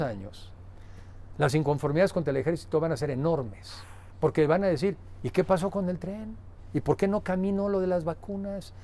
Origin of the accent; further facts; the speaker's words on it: Mexico; como mexicanos